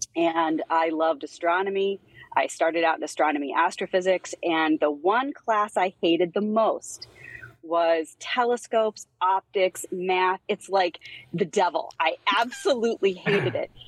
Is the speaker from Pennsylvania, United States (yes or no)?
yes; Pennsylvania, United States; I grew up in Pennsylvania